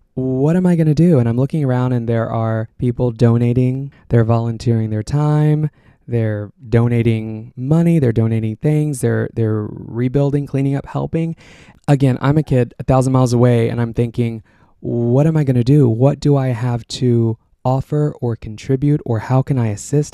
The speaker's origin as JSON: {"language": "English", "area": "outside of Austin", "region": "Texas", "country": "United States", "tie": "born or raised there", "moved": "yes", "said": "Got my start at a local radio station in my hometown outside of Austin, Texas"}